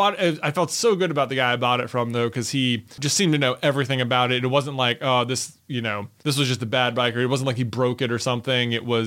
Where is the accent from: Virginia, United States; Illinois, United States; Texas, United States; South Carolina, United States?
Virginia, United States; Roanoke; So that's another part. It's like, I'm from Roanoke. It's like, I don't even mountain bike.